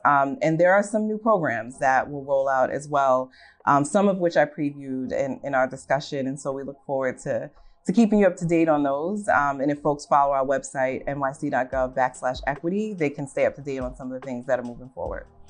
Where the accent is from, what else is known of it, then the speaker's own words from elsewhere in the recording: New York City, New York, United States; I'm native New Yorker, um, grew up in Staten Island